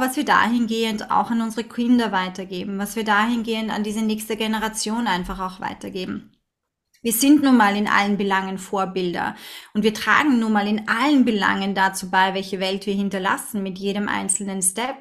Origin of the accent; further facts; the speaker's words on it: Vienna, Austria; now in Linz, Austria; obwohl ich ein Stadtkind bin, als, als Wienerin